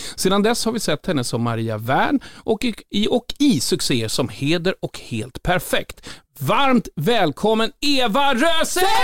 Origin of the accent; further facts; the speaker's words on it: Sollentuna, Stockholm County, Sweden; Jag är från Sollentuna, Töjnan. Bodde högst där uppe och hade Tensta som närmsta granne